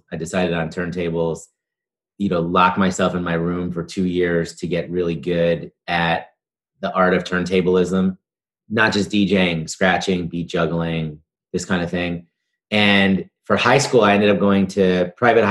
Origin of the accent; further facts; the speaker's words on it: New York City, New York, United States; I grew up in New York City in the East Village.